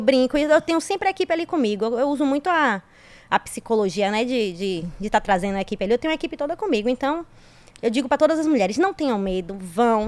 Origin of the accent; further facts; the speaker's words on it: interior of Bahia, Brazil; Sou do interior, do interior, do interior da Bahia